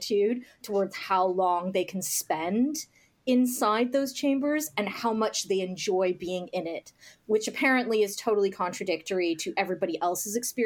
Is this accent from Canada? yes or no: yes; Canada; now in Scotland; I'm Canadian